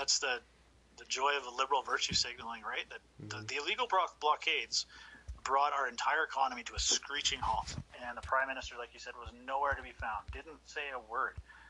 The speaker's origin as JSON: {"language": "English", "country": "Canada", "said": "as a Canadian, I'm embarrassed of our current leadership"}